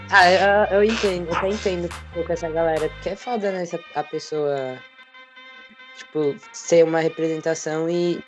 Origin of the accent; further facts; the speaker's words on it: São Paulo, Brazil; tenho 22 anos, sou de São Paulo, sou homem trans